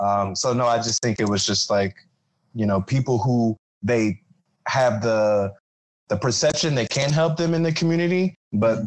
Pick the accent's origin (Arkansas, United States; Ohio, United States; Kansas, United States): Ohio, United States; moved away as an adult; now in Florida, United States; I'm from Ohio, um, so I'm I'm like new to Florida